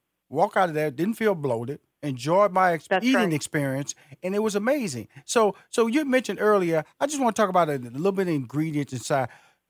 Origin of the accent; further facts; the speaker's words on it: Houston, Texas, United States; also born or lived in New Orleans; I'm from Houston, Texas, by way of New Orleans.